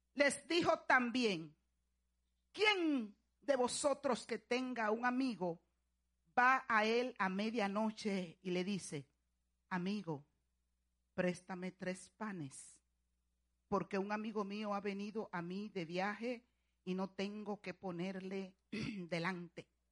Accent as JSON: {"language": "Spanish", "country": "Dominican Republic", "said": "allá en mi país, República Dominicana"}